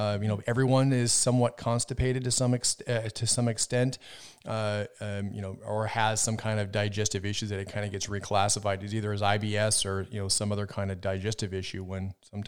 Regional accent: Minnesota, United States; also born or lived in Wisconsin; growing up in Minnesota, Wisconsin, I had a lot of older relatives

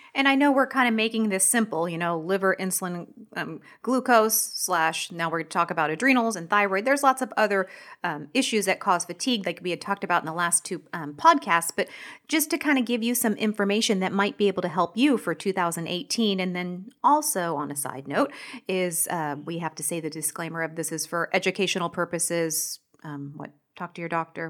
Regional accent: Washington, United States; moved away; I'm from Washington State

